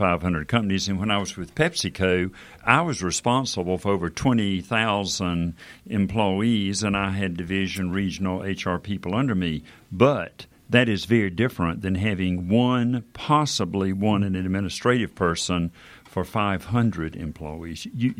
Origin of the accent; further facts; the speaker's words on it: Bronx, New York, United States; And I tell people I'm from the Bronx.